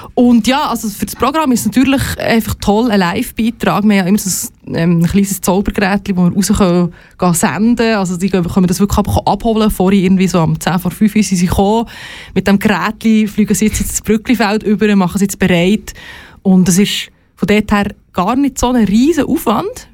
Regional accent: Entlebuch, Lucerne, Switzerland; moved away; Aber ich komme ursprünglich aus dem Entlebuch

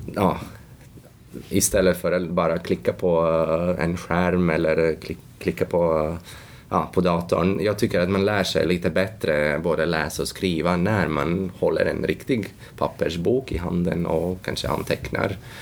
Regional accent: Latvia; Swedish is a second language; now in Sweden; Ursprungligen kommer jag från Lettland

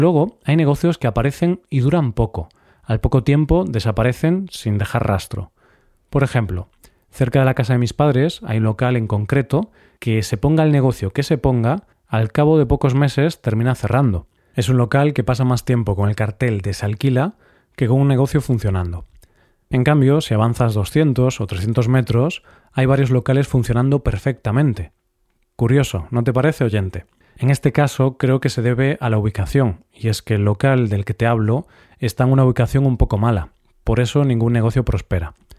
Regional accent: Vigo, Galicia, Spain; mi ciudad natal, Vigo

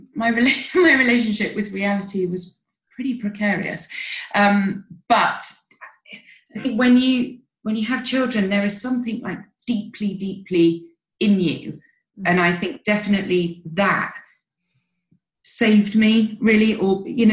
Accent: United Kingdom; We're massive tea drinkers. We're British

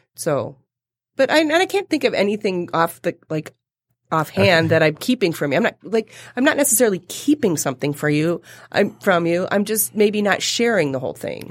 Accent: Toronto, Ontario, Canada; moved away as an adult; I, I was born and lived in Toronto for the first twenty-four years of my life

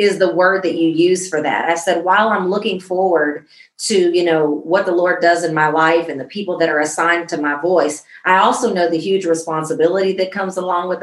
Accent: Central Illinois, United States; now in Dallas, United States; I'm not in Central Illinois anymore, but Central Illinois is very so much in me

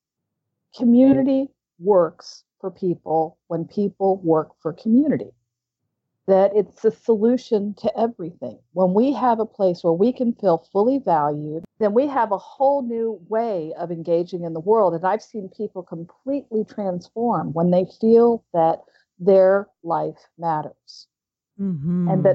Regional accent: Houston, Texas, United States; moved away; also born or lived in London / St. Thomas / Santa Monica / Oklahoma; growing up in West Houston

